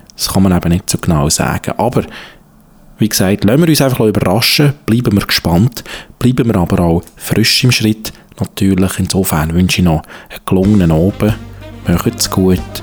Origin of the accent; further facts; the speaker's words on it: Switzerland; also born or lived in Zurich; bei uns in der Schweiz